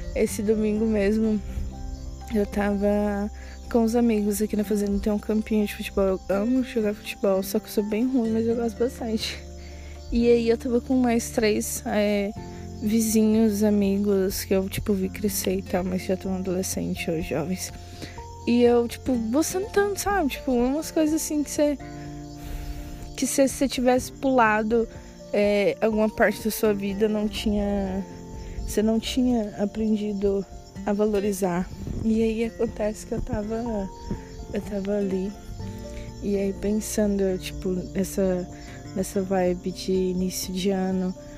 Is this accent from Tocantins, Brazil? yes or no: yes; Tocantins, Brazil; also born or lived in Goiânia, Goiás / Trindade, Goiás; eu nasci em Goiânia, morei até os oito anos de idade em Trindade. E nós viemos pro Tocantins. E moramos numa cidade, tipo, muito pequena, que chama do Aré